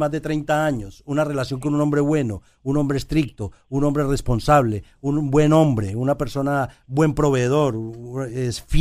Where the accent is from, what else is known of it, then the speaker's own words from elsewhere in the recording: Puerto Rico; moved away; cuando yo, cuando yo salí de Puerto Rico